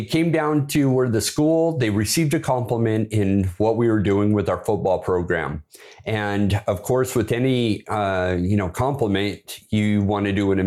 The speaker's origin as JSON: {"language": "English", "town": "Bremerton", "region": "Washington", "country": "United States", "tie": "born or raised there", "moved": "yes", "said": "that's where I was born. I was raised up there in Bremerton"}